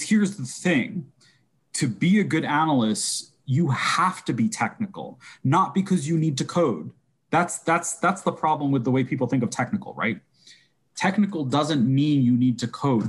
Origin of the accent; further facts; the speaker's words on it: New York, United States; I'm definitely a New Yorker.